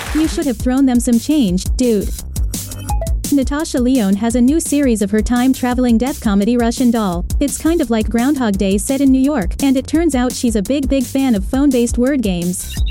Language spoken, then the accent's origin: English; United Kingdom; I'm British